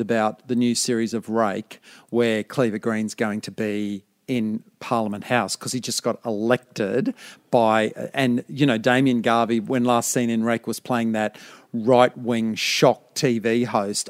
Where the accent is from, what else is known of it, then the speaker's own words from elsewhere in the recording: Brisbane, Queensland, Australia; I'm from Brisbane